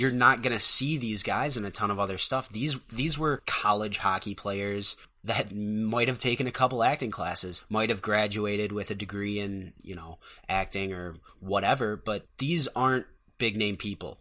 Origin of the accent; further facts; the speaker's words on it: United States; I'm an American born